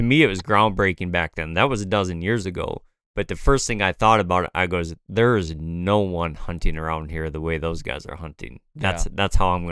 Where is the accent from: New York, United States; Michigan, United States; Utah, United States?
Michigan, United States; I grew up in Michigan just like you did